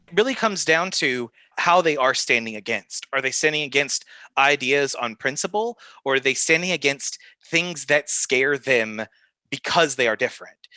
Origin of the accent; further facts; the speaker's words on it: the South, United States; I grew up in the South